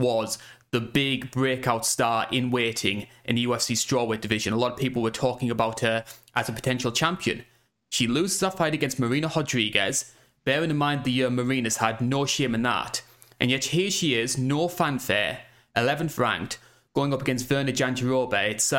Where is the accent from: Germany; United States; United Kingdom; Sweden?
United Kingdom; obviously being a Brit, I am a little bit biased towards these guys who come in through Cage Warriors